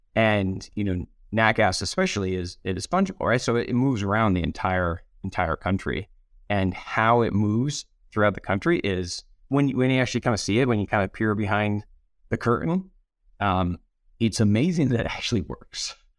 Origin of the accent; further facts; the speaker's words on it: Rochester, New York, United States; also born or lived in Aberdeen / West Africa; now in Denver, United States; upstate New York, just outside of Rochester